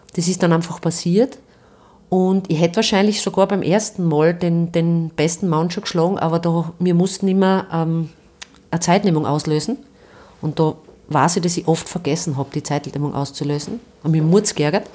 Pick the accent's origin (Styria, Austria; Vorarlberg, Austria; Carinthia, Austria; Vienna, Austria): Styria, Austria; Stallhof; Ich bin in Stallhof bei Steins aufgewachsen